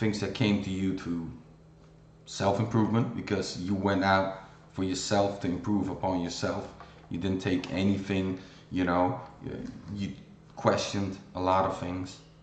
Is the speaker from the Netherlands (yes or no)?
yes; Amsterdam, North Holland, Netherlands; I'm from Amsterdam myself in Holland